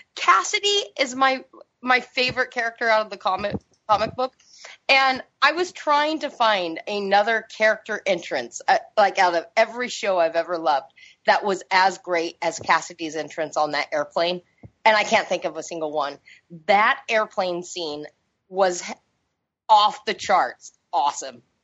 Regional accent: Seattle, Washington, United States; I grew up in Seattle

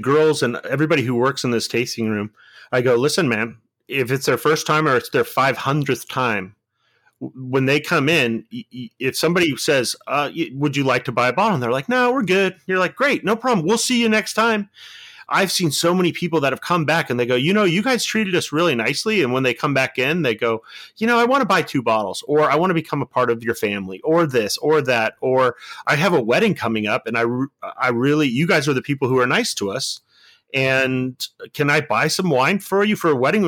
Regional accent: Bellflower, California, United States; a kid from Bellflower, California

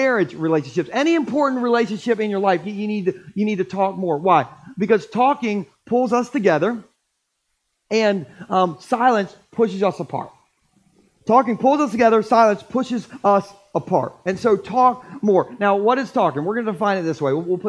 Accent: Gumboro, Delaware, United States; I grew up in Gumboro eating Scrapple.

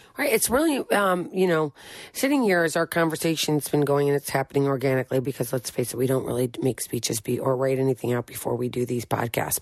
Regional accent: St. Louis, Missouri, United States; moved away as an adult; also born or lived in Philadelphia area; I'm from Saint Louis.

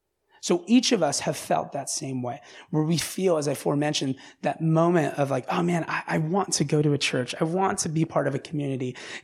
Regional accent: Orange County, Los Angeles County, California, United States; I grew up in Orange County. I grew up in like Los Angeles County.

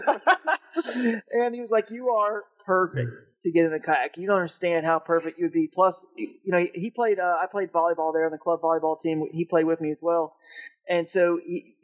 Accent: Atlanta, Georgia, United States; In Georgia there where we grew up in Atlanta

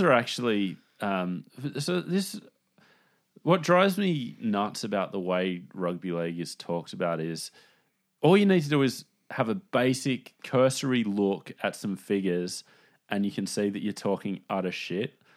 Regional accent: Sydney, New South Wales, Australia; I grew up in Newtown.

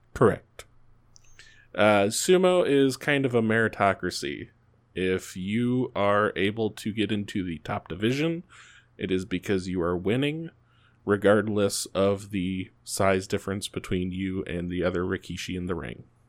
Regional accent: United States; I'm American

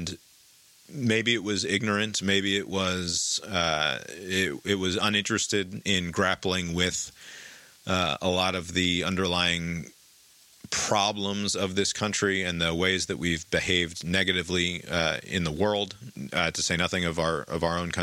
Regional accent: United States; overbearing pride in being an American

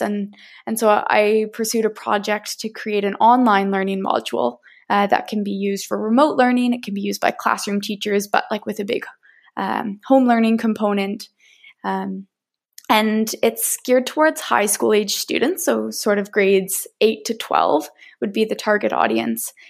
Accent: Nova Scotia, Canada; moved away as an adult; now in Victoria, Canada; I grew up in Mi'kmaq territory on the beautiful East Coast uh, in Nova Scotia

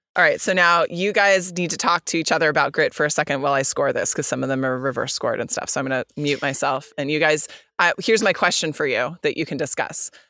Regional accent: California, United States; coming from the U S and even coming from the state of California

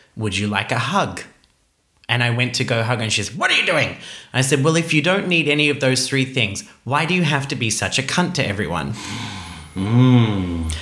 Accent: Iceland; moved away; I am Icelandic.

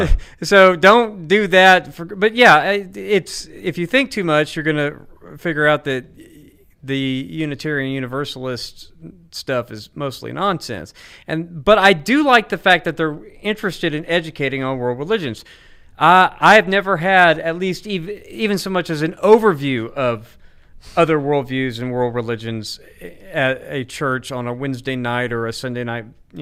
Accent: Arkansas, United States; I'm from Arkansas.

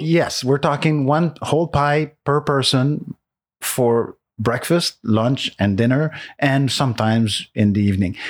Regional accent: Montreal, Quebec, Canada; English is a second language; moved away; also born or lived in Saint-Jean, Quebec; I'm from Montreal, so from Quebec

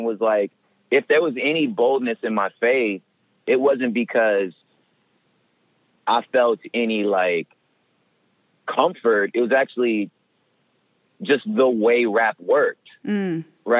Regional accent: the West, United States; I'm from the West, you know, which is not the Bible Belt

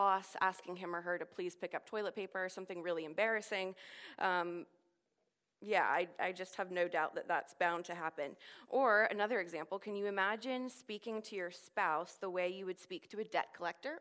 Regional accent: Washington, District of Columbia, United States; moved away as an adult; now in Oxford, United Kingdom; I'm from the Washington, D.C. area

